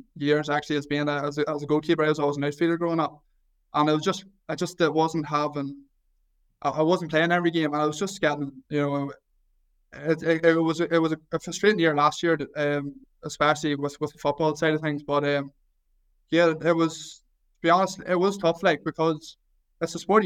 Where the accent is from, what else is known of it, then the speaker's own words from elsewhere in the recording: Mayobridge, Northern Ireland, United Kingdom; I'm from Mayo Bridge, which is literally less than a 10-minute drive outside of Newry. So I want to went to primary school in Newry. I went to secondary school in Newry